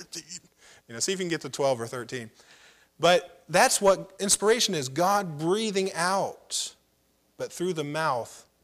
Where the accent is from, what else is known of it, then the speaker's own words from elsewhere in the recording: United States; I'm an American.